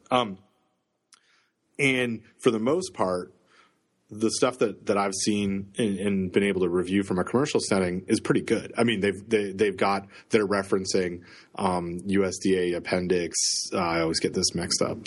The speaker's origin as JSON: {"language": "English", "town": "Toronto", "region": "Ontario", "country": "Canada", "moved": "yes", "lives_now": "Southern United States", "said": "I'm from the central part of Canada, the center of Canada in Toronto."}